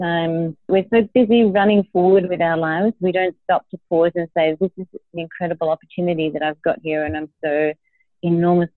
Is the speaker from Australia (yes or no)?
yes; Australia; I grew up in Australia. My dad was Italian and my mum was Australian.